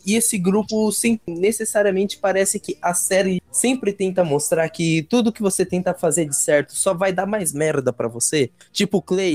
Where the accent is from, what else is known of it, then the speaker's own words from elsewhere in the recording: São Paulo, Brazil; also born or lived in Pernambuco; eu sou pernambucano, mas eu vivi minha vida inteira aqui em, em São Paulo, nesse bairro